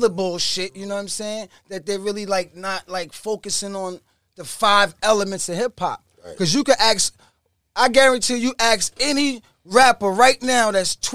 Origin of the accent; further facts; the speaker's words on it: New York City, New York, United States; I'm from Rockaway Boulevard